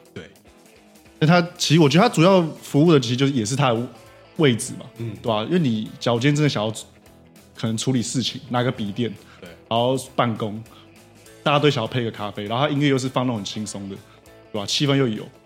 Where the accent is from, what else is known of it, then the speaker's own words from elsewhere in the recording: Taiwan; 但是我觉得我们台湾人 很多啊，现在很多人大概都很缺， 缺乏这种能力